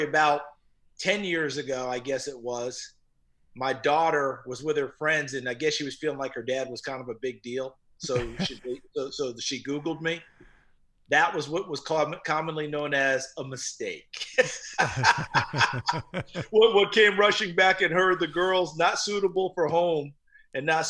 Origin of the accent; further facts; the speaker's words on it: New Paltz, New York, United States; also born or lived in Elizabethton, Tennessee; I grew up, I was born in Elizabethton, Tennessee, and my parents moved to New Paltz, New York when I was two. And the block I grew up in was terrific.